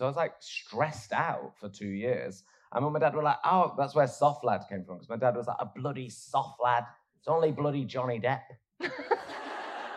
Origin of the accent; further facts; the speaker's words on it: Oldham, North West England, United Kingdom; where I grew up in Oldham